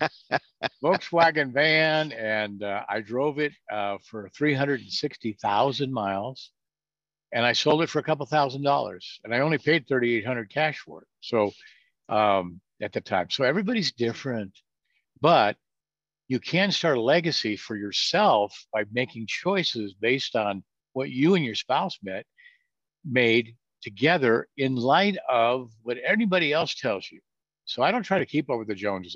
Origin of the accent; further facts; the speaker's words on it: California, United States; moved away as an adult; also born or lived in Norfolk, Virginia; I'm from California